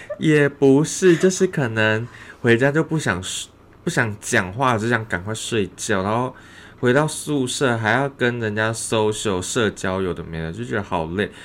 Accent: Changhua County, Taiwan; moved away as an adult; now in Taichung, Taiwan; 我老家在彰化

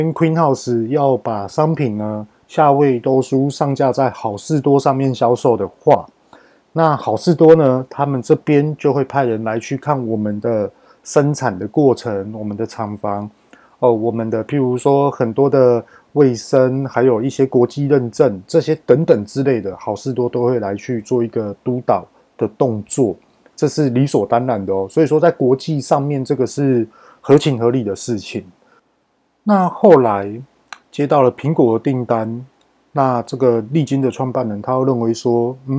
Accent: Taiwan; 那我们台湾人去跟美国告这种大型公司根本告不动

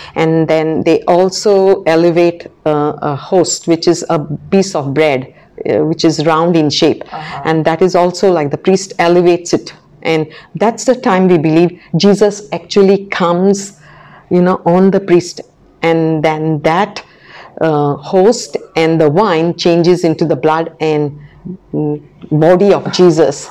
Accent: Goa, India; now in Macau; I come from Goa, which was a Portuguese colony for about 500 years.

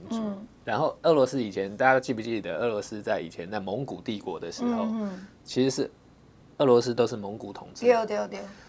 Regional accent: Taiwan; 其实我们台湾人很多人有这样了，你把我当成中国人，我感觉更小。

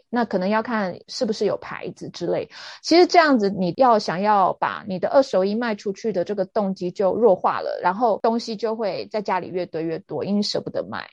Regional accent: Taiwan; also born or lived in London; 我们台湾人

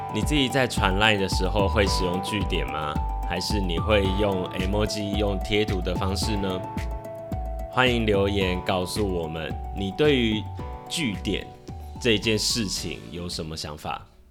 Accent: Taiwan; 身为台湾人的我

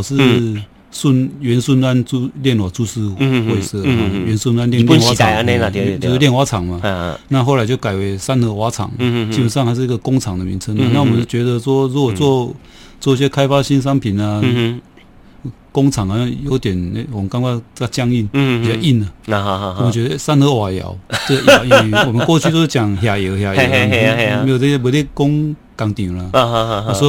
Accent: Kaohsiung, Taiwan; 就是小时候就在这里长大了，

